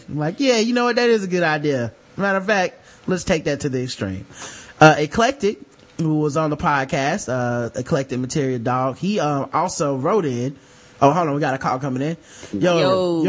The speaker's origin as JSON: {"language": "English", "region": "the South", "country": "United States", "said": "we are from the South"}